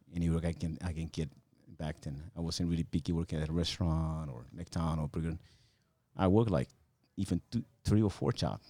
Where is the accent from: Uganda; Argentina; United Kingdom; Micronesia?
Micronesia; Chuuk; moved away; When I was a kid on that small island, it was called Fairview Islands at that time